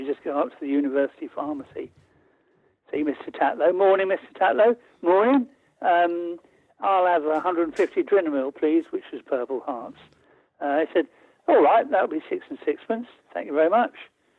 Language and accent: English; London, United Kingdom; also born or lived in Hertfordshire; I was raised in Camden Town, you know, and went to a North London grammar school.